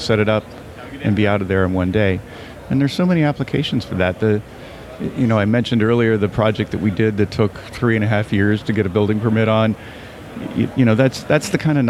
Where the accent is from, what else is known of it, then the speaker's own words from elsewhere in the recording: California, United States; I'm from California